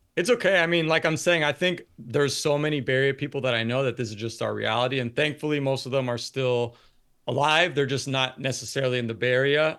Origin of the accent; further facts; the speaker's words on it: San Francisco Bay Area, California, United States; born and raised in the Bay